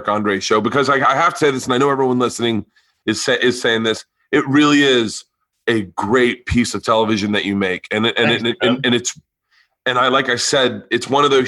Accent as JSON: {"language": "English", "town": "Tampa", "region": "Florida", "country": "United States", "said": "I'm from Florida also"}